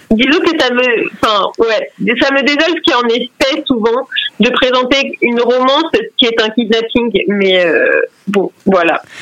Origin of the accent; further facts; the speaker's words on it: Brittany, France; moi je suis bretonne, hein, pour ceux qui ne le savent pas, donc euh, voilà, la Bretagne c'est ma vie.